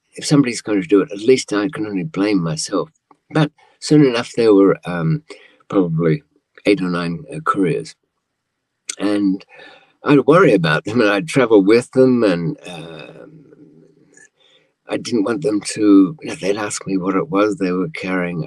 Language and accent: English; Australia; accent: old fashioned Australian, somewhat English; moved away; also born or lived in London, United Kingdom; I grew up in Australia for, I suppose, about 15 years